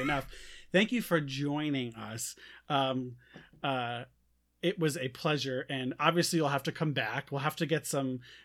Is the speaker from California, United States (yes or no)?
no; New York, United States; now in Iowa, United States; living in Iowa. I'm I'm from New York